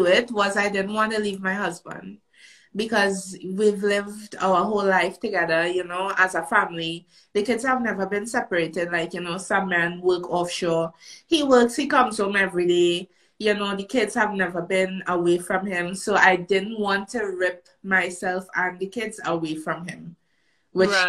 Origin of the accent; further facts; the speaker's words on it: Trinidad & Tobago; moved away as an adult; now in Canada; I'm a Canadian citizen. I was born here. And my mom, she's a Canadian citizen as well. She and my dad split when I was really young. And she took us back to Trinidad to live.